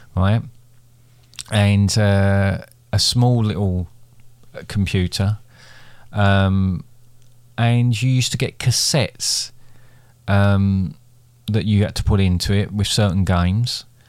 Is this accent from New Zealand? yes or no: no; Basildon, East of England, United Kingdom; I grew up in Basildon